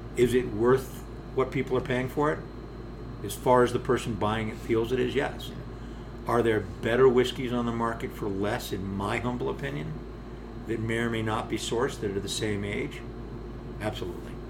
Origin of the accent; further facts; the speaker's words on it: United States; we Americans